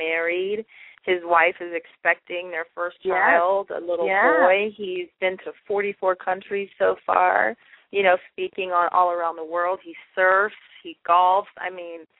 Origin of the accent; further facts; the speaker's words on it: California, United States; From Bakersfield, California, my hometown. Not Bakersfield, but California